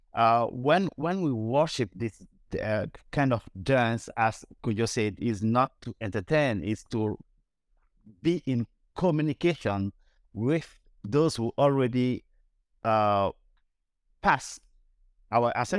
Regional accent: Bobo-Dioulasso, Hauts-Bassins, Burkina Faso; now in United States; I came from Bobo tribe, and my city is Bobo Dioulasso in actual Burkina Faso.

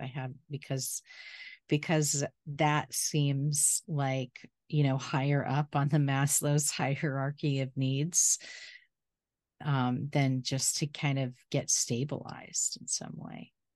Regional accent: Florida, United States; I'm from Florida

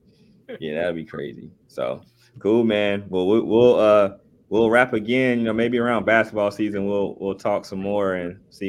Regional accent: Dayton, Ohio, United States; I'm from Dayton

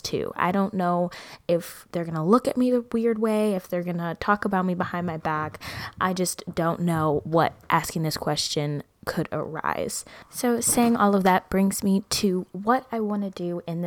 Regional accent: Midwest, United States; I'm from the Midwest

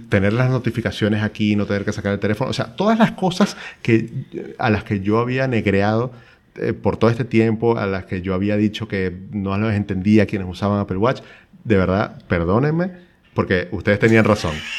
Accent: Maracaibo, Zulia, Venezuela; moved away as an adult; also born or lived in Europe; now in Chile; somos dos maracuchos, sí, pero con ocho años viviendo en Chile

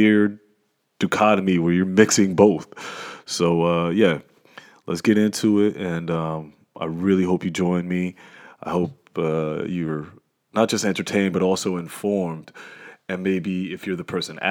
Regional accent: Trenton, New Jersey, United States; moved away as an adult; now in Sweden; being from Trenton, New Jersey

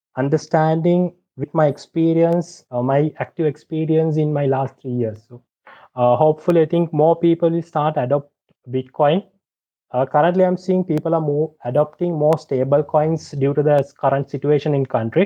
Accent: Sri Lanka; I'm from Sri Lanka. I've been my entire life

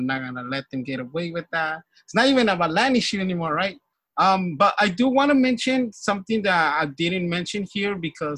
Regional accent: San Miguel Cuevas, Oaxaca, Mexico; now in United States; I'm from San Miguel Cuevas. So it just happens that I'm from San Miguel Cuevas, who's part of Frente Indígena.

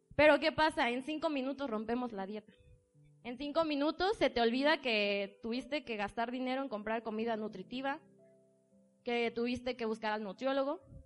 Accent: Tijuana, Baja California, Mexico; moved away as an adult; now in Puebla, Mexico; yo tomo la decisión de venirme a vivir al estado de Puebla. Soy de Tijuana

